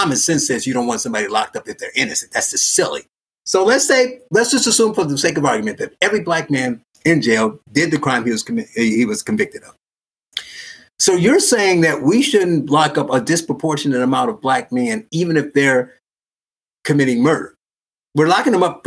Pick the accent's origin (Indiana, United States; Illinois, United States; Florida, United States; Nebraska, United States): Indiana, United States; Gary; I was born in Gary, Indiana